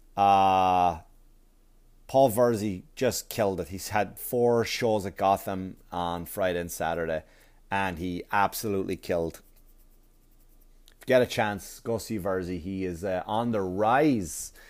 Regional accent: Wexford, Leinster, Ireland; Wexford, Wexford, Ireland, my hometown.

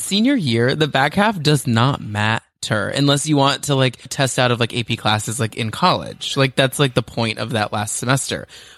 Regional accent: Texas, United States; moved away as an adult; also born or lived in Boston; Growing up in Texas

